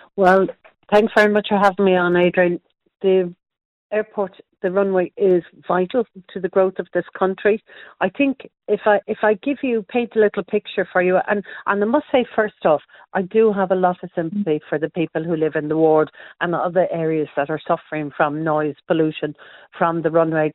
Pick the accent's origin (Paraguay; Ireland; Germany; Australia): Ireland; as Irish people